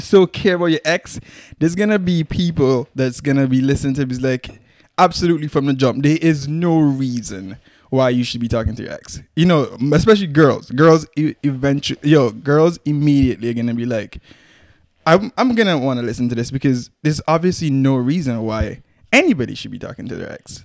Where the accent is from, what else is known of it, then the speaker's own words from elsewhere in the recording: Antigua & Barbuda; we're Antiguan, proud Antigans